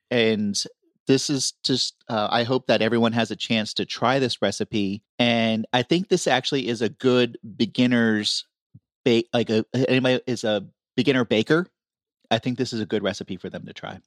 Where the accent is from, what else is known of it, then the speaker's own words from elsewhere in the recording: Florida, United States; I grew up in Florida